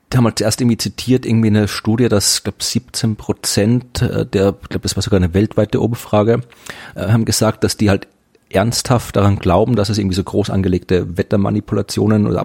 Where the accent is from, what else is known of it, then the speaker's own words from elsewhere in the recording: Thuringia, Germany; ich komme aus Thüringen